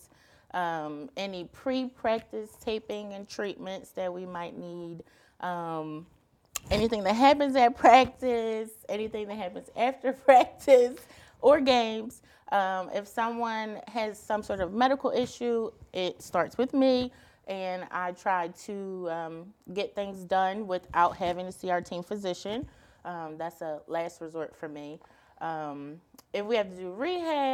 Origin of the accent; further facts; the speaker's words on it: Philadelphia, Pennsylvania, United States; I'm from Philadelphia